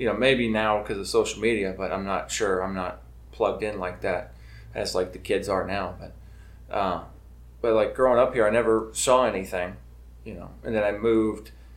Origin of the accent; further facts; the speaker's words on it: North Kitsap, Washington, United States; growing up in the North End up here.